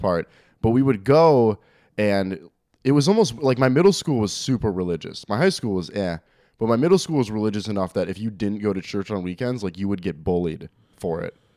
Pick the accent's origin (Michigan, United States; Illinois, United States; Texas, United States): Illinois, United States; Algonquin; also born or lived in Woodstock, Illinois; now in Arlington Heights, United States; I grew up in Algonquin, but then I went to school out in Woodstock, which is even further north